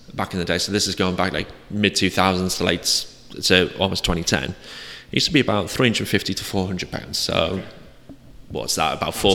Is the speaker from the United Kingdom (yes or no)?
yes; Middlesbrough, North East England, United Kingdom; now in South West England, United Kingdom; growing up in Middlesbrough in the northeast